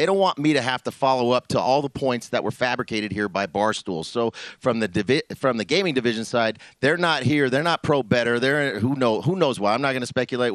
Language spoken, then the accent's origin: English; Denver, Colorado, United States; where I grew up in North Denver, I grew up right by the Broncos Stadium